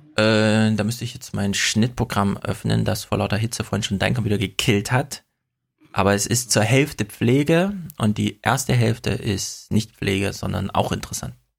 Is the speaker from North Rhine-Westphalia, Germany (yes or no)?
no; Jena, Thuringia, Germany; now in Frankfurt, Germany; ich komme ja aus Jena